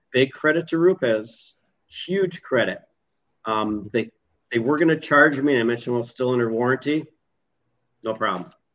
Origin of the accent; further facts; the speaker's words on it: Minnesota, United States; moved away; I'm originally from Minnesota